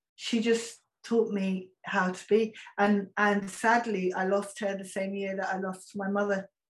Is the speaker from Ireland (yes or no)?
yes; Ireland; Because she even taught me so much about why I should be proud of being Irish.